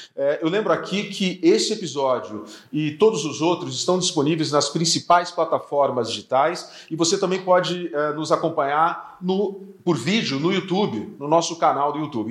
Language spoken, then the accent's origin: Portuguese; Curitiba, Paraná, Brazil; now in São Paulo, Brazil; eu sou de Curitiba